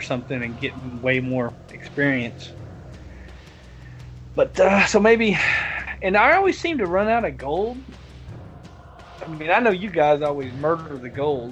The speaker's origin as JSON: {"language": "English", "region": "the South", "country": "United States", "said": "I'm from the South"}